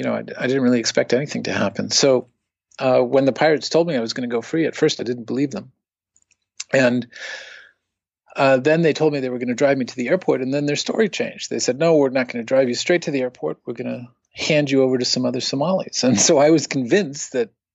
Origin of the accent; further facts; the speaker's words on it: United States; as an American